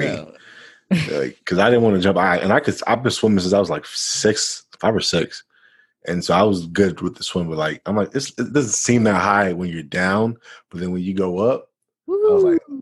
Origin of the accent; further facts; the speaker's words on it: Florida, United States; I'm from Florida.